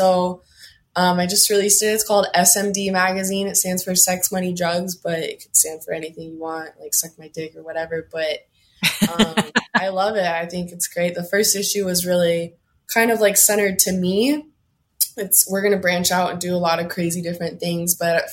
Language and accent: English; Oregon, United States; I'm from Oregon